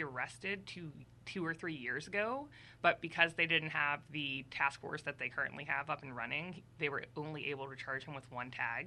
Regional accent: Pittsburgh, Pennsylvania, United States; growing up around Pittsburgh

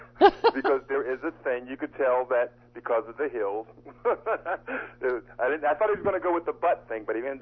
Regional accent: Canonsburg, Pennsylvania, United States; I'm not from Pittsburgh. I'm from Cannonsburg.

